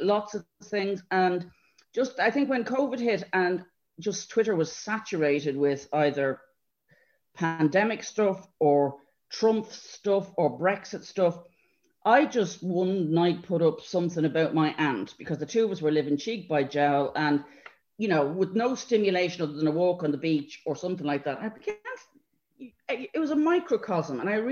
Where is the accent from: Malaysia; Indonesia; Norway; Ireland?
Ireland; moved away as an adult; also born or lived in London; as Irish people